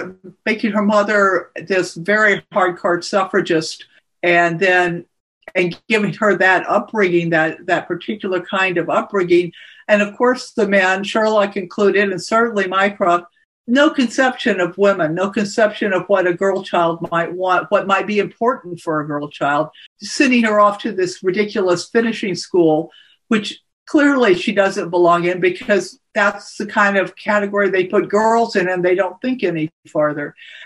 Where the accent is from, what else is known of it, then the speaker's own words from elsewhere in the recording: Texas, United States; It's just there, you know, so I never stopped quite being Texan.